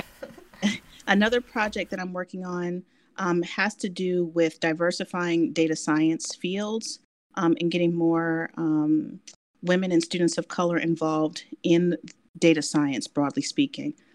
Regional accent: Washington, District of Columbia, United States; moved away as an adult; I, am born and raised in Washington D.C.

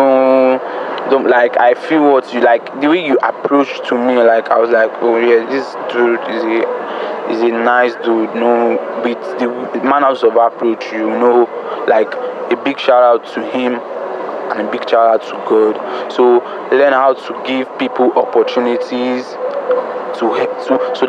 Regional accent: Lagos, Nigeria; also born or lived in Jos; I'm even actually from Jos. I'm born and brought up in Lagos, so I'm a Jos boy

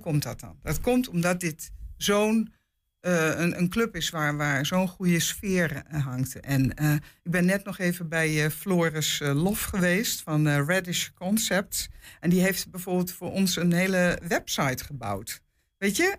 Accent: Amsterdam, North Holland, Netherlands; also born or lived in Hengelo / Apeldoorn; now in Enschede, Netherlands; ik kom eigenlijk uit Amsterdam, maar ik heb 40 jaar in Hengelo gewoond

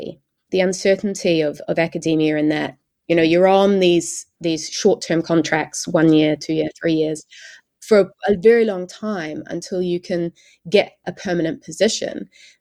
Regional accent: New Zealand; moved away; I came across from New Zealand.

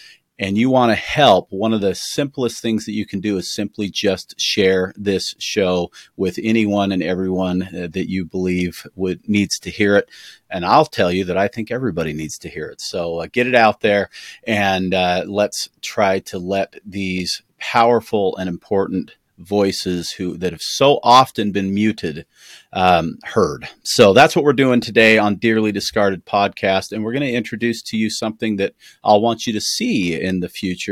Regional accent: United States; I'm an American podcaster

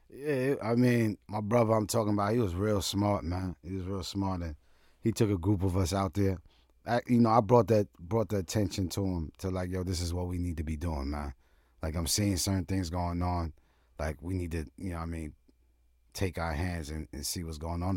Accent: New York City, New York, United States; moved away; also born or lived in Vermont / Willits, California; growing up in Brooklyn, you know, the age that I am

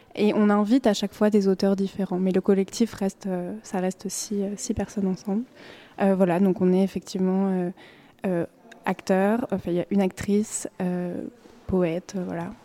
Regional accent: western France, France; now in Brussels, Belgium; j'ai grandi dans l'ouest de la France

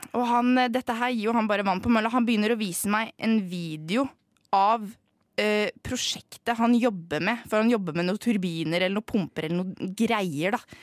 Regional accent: Norway; Jeg er norsk

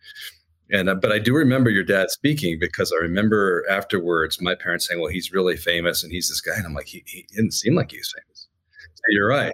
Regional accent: Gresham, Oregon, United States; I came from Gresham, Boring, Damascus, which was where all the lower middle class kids lived

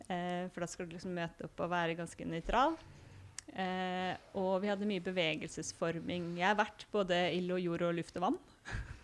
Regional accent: Hamar, Innlandet, Norway; moved away as an adult; also born or lived in Tromsø; now in Førde, Norway; jeg har vokst opp både i Tromsø og i Hamar

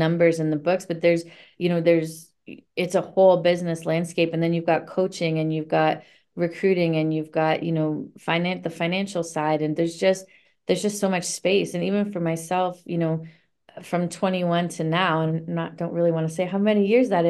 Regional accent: Niagara area, Ontario, Canada; moved away as an adult; now in Toronto, Canada; I grew up in the Niagara area

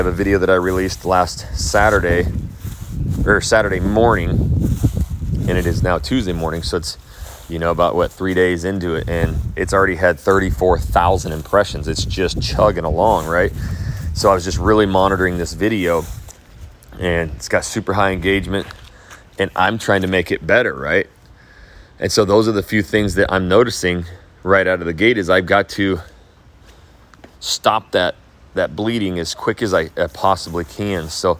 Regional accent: Phoenix, Arizona, United States; moved away; I'm from Phoenix, Arizona.

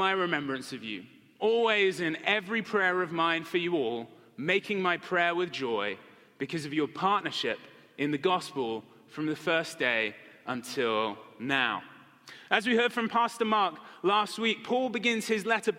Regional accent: Marlow, South East England, United Kingdom; moved away; my hometown in England

